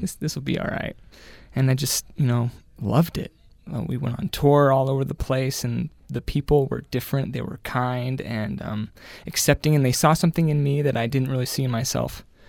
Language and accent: English; Murray, Utah, United States; I grew up in Murray, Utah